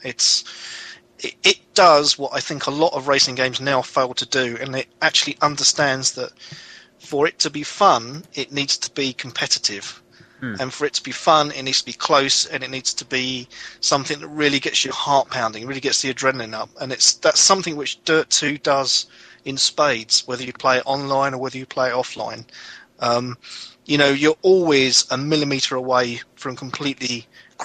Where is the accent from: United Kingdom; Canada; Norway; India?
United Kingdom; I'm a Brit